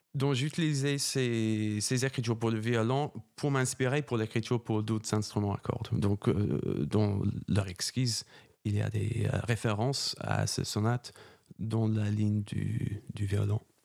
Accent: England, United Kingdom; French is a second language; moved away as an adult; also born or lived in Germany / Cologne, Germany / Italy; now in Paris, France; j'étais choriste dans, les... dans une cathédrale en Angleterre. C'est là où j'ai appris la musique. Euh... je commençais quand j'avais 8 ans.

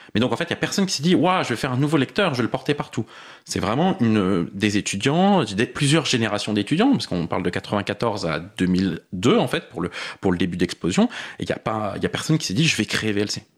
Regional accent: Paris, Île-de-France, France; born or raised there

